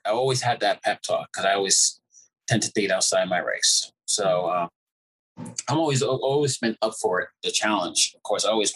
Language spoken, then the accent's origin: English; New York, United States; also born or lived in Jamaica; we're in the melting pot of New York most of my life, and even though I was born in Jamaica